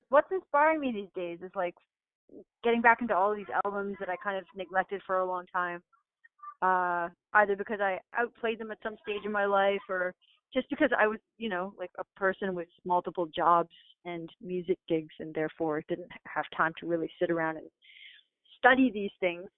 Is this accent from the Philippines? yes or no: no; Toronto, Ontario, Canada; moved away as an adult; now in Brooklyn, United States; I grew up in Toronto